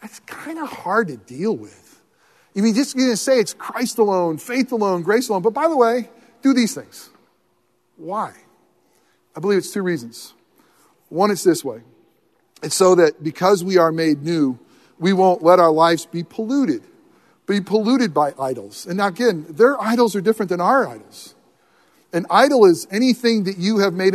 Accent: United States; I love being in America

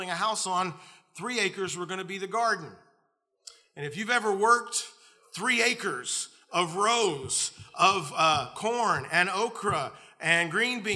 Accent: the South, United States; I grew up in the South

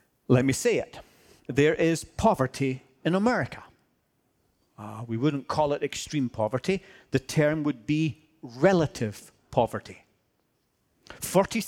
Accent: Scotland, United Kingdom; I'm Scottish

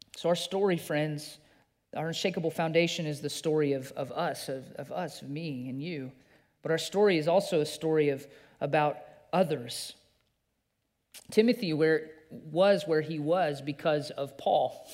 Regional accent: Green River, Wyoming, United States; I grew up in Green River, Wyoming

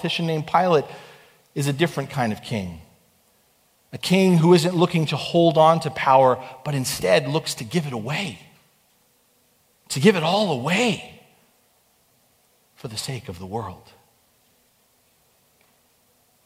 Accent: United States; I'm proud to be an American

